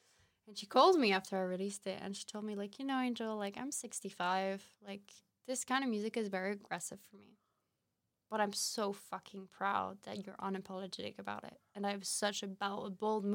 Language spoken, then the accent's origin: English; Paris, Île-de-France, France; moved away as an adult; now in Amsterdam, Netherlands; when I was growing up in Paris.